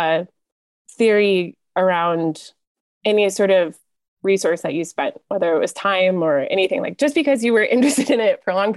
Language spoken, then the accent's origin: English; Plymouth, Michigan, United States; I grew up west of Detroit in a town called Plymouth.